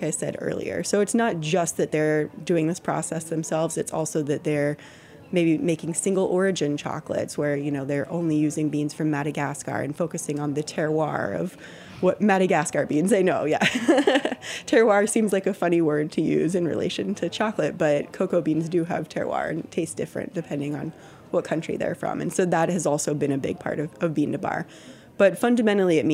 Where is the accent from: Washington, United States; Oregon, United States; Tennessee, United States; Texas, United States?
Texas, United States; moved away as an adult; also born or lived in Austin; I'm from Texas